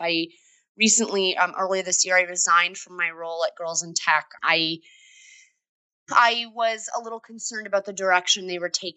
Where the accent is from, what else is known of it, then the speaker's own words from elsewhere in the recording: upstate New York, United States; moved away as an adult; also born or lived in Boston; we moved from Boston to New York, upstate New York, where I'm originally from.